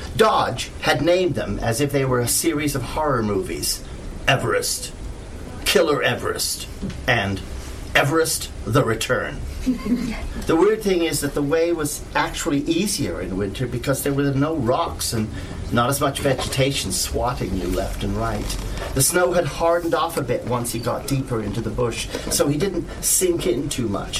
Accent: Canada; I'm a Canadian writer

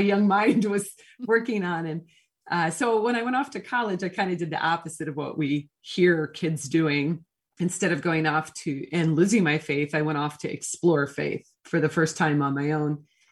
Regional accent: Portland, United States; moved away; also born or lived in the South (US); I'm actually from Portland, even though I did spend a significant amount of time in the South

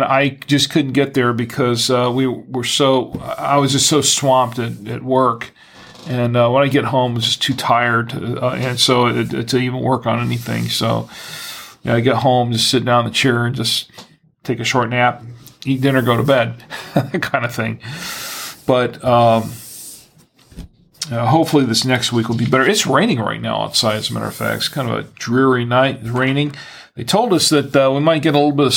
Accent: Florida, United States; now in Charlotte, United States; I'm originally from Florida

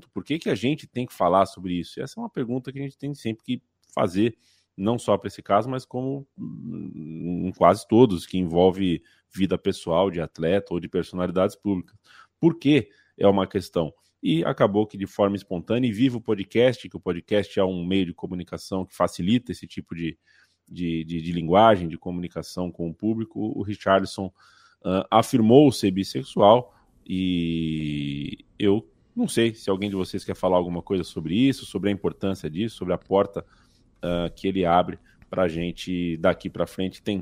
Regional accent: São Paulo, Brazil; É nóis, eu é sou paulistano, cara.

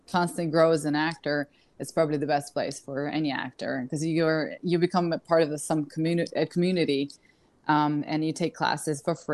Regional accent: Kyiv, Ukraine; moved away as an adult; also born or lived in London; I was born in Kiev, Ukraine.

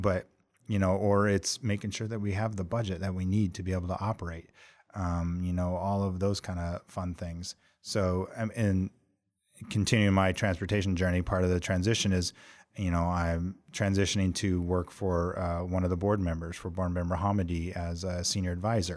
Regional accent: Montana, United States; moved away as an adult; also born or lived in Dallas; now in Washington, D.C., United States; I was from Montana

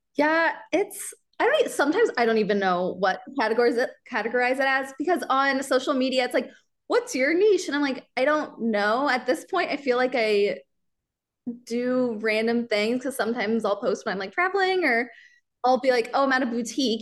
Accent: Kansas City, Missouri, United States; I grew up in Kansas City. I grew up near the Liberty area.

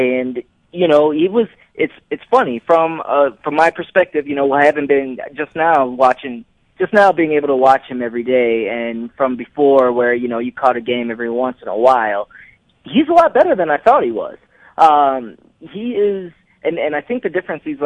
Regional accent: Detroit, Michigan, United States; moved away as an adult; also born or lived in Wisconsin / Mississippi / Florida / Indianapolis; now in Utah, United States; I'm originally from Detroit, and I've had many stops across the way

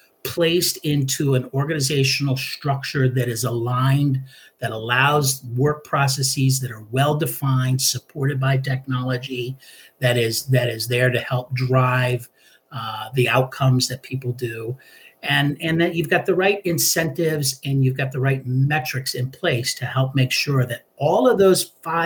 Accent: Hawaii, United States; And I grew up in Hawaii. I was a military brat and spent the bulk of my time in Hawaii.

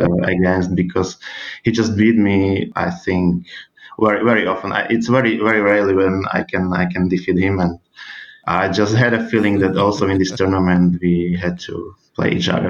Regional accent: Bratislava, Bratislava Region, Slovakia; I'm from Bratislava.

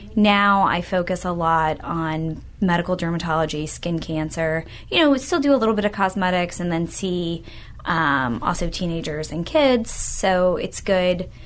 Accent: Louisville, Kentucky, United States; moved away as an adult; now in Tampa, United States; I'm originally from Louisville, Kentucky, and I went to medical school in Louisville

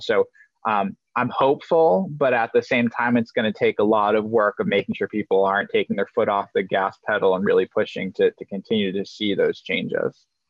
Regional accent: Maryland, United States; also born or lived in Denmark; I moved to the US when I was about two years old, moved to what I would loosely describe as like a hippie commune down in Maryland. Um, and so grew up in this environment

